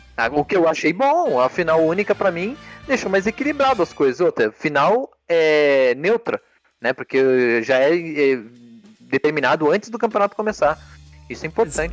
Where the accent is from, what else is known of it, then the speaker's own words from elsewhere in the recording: São Paulo, Brazil; nós somos uma família tradicional paulista, paulistana. Ah. Nascemos, nascemos e nos criamos aqui em São Paulo.